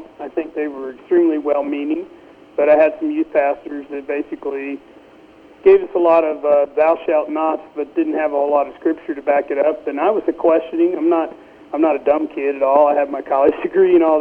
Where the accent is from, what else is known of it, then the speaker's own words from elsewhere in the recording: central Missouri, United States; also born or lived in Columbia, Missouri; I was born in Columbia, Missouri, when my dad was a master's student at the University of Missouri, Columbia. There we moved to central Missouri and spent most of my life in central Missouri